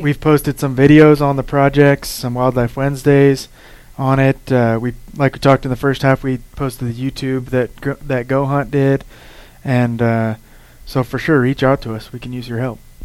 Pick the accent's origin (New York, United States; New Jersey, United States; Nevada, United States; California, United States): Nevada, United States; growing up in Nevada